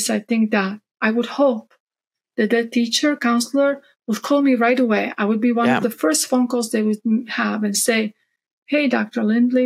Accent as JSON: {"language": "English", "country": "Croatia", "tie": "born or raised there", "moved": "yes", "lives_now": "Texas, United States", "said": "I grew up Catholic in Croatia just because that's, you know, what most Croatians are, we're Catholic. And then I came to the States"}